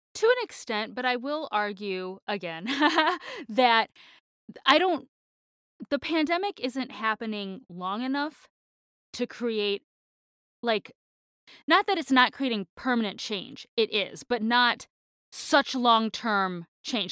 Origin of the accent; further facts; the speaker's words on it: Michigan, United States; moved away; I'm from Michigan